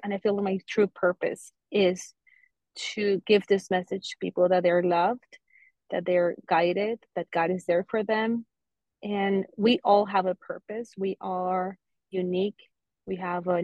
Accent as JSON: {"language": "English", "country": "Colombia", "moved": "yes", "lives_now": "Fort Lauderdale, United States", "said": "I'm originally from Colombia, and I'm currently living in South Florida, in Fort Lauderdale."}